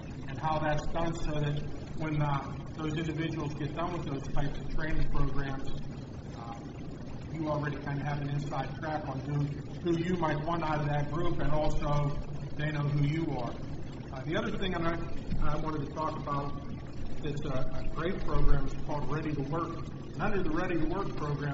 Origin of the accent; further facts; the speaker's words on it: Pittsburgh, Pennsylvania, United States; moved away; I'm from Pittsburgh